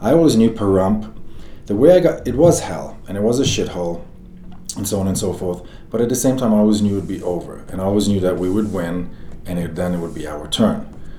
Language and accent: English; Nigeria; also born or lived in Beirut, Lebanon; I grew up in Nigeria, Africa, and Beirut, Lebanon, so I've seen hell actually take place.